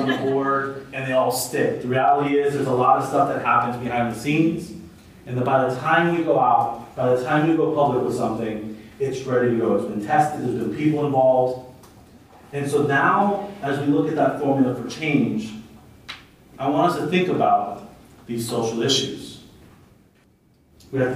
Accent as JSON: {"language": "English", "town": "Santa Ana", "region": "California", "country": "United States", "tie": "born or raised there", "said": "I grew up in Santa Ana"}